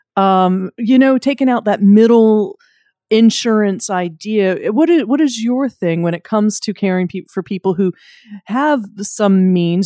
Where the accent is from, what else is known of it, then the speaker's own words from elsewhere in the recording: Wilmington, North Carolina, United States; I'm from Wilmington, North Carolina.